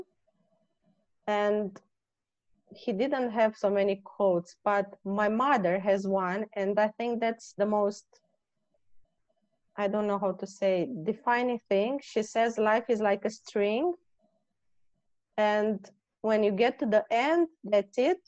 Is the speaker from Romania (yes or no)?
yes; Romania; moved away; I come from Romania